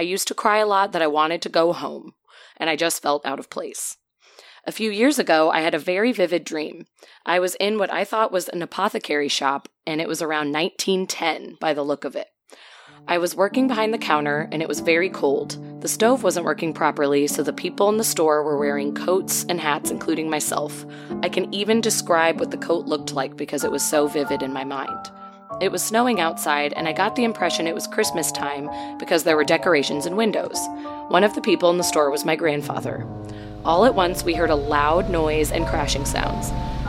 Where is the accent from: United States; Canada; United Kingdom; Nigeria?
Canada; since it looked like King Street and I am Canadian.